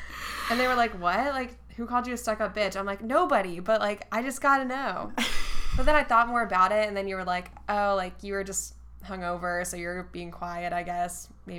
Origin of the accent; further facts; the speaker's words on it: Raleigh, North Carolina, United States; I was like, oh, like the Raleigh area, whatever. She was like, oh, I would have thought that you were from, like, further south. Like, I was like, why? Like, I don't have an accent.